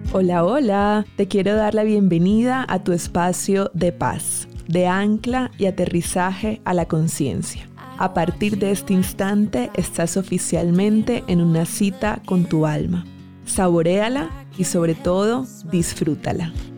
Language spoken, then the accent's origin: Spanish; Barranquilla, Atlántico, Colombia; moved away as an adult; also born or lived in Bogotá; yo soy de Barranquilla, pero viví 11 años en Bogotá.